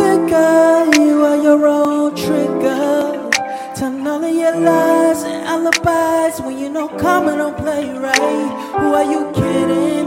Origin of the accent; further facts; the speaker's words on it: New York, United States; I'm from New York